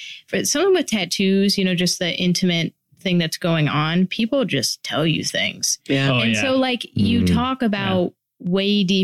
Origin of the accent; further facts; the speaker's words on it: Northern Michigan, United States; I grew up in Northern Michigan in a snow belt.